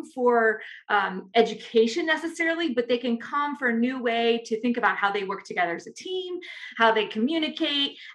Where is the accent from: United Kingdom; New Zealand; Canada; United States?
United States; Chicago, Illinois; I grew up in Chicago, and I, you know, was the little girl that lived along the Great Lakes